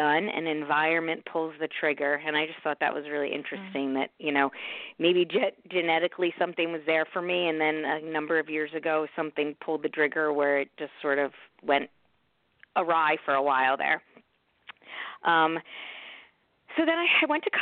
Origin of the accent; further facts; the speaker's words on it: United States; also born or lived in New York City; I was born in New York City, and I grew up in the New York and New Jersey suburbs. We moved a little bit when I was young